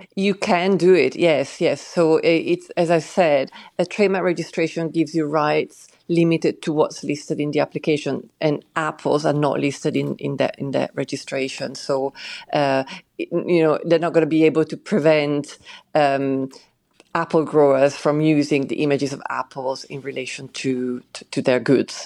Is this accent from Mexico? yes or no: no; Switzerland; moved away; I grew up in Switzerland